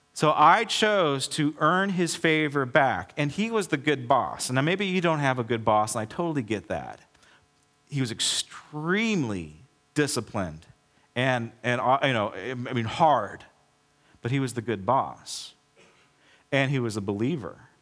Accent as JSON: {"language": "English", "country": "United States", "said": "I'm an American"}